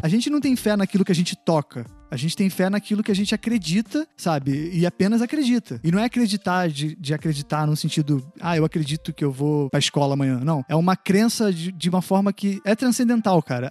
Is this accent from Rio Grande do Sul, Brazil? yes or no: no; Belford Roxo, Rio de Janeiro, Brazil; now in Rio de Janeiro, Brazil; eu cresci num lugar pobre, em Belfor Roxo, tipo, interior de Belfor Roxo, que é tipo a Baixada Fluminense aqui no Rio